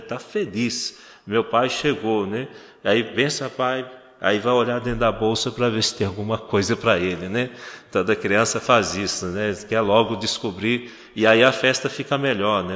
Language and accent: Portuguese; Minas Gerais, Brazil; now in Garanhuns, Brazil; de onde eu venho, Minas Gerais, é, a gente tem que se cumprimentar na rua